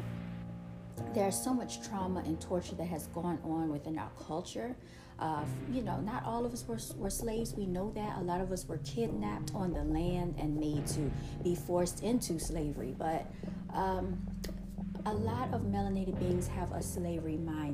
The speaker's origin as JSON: {"language": "English", "country": "United States", "said": "We are the natives, okay, of this land."}